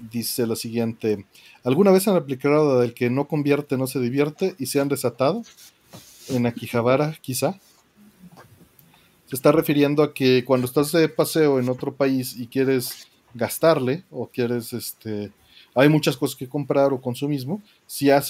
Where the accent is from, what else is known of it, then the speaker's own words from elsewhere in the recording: Mexico; Porque siendo mexicano estás acostumbrado a pagar envíos